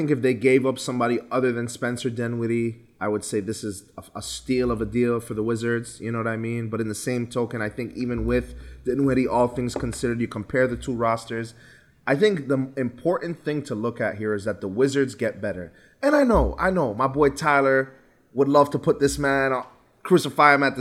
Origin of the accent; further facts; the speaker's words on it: U.S. Virgin Islands; given that I'm from the Virgin Islands, Tim Duncan is from the Virgin Islands.